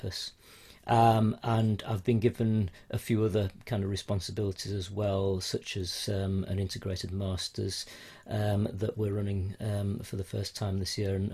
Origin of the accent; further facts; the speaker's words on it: Yorkshire and the Humber, United Kingdom; moved away as an adult; also born or lived in Spain; now in Merseyside, United Kingdom; I'm from Yorkshire originally